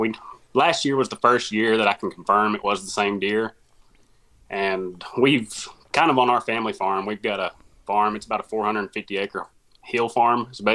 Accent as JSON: {"language": "English", "town": "Corning", "region": "Arkansas", "country": "United States", "said": "I'm from Corning, Arkansas. I doubt that there's very many people that know where that's at, so I'll add in. I'm about 30 miles south of Poplar Bluff, Missouri, about 60 miles north of Jonesboro, Arkansas."}